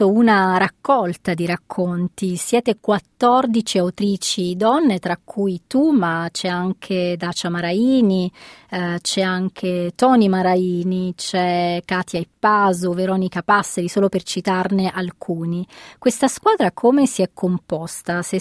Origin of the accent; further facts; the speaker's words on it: Calabria, Italy; e anche nel mio dialetto, che sono calabrese, significa mm, rammendare.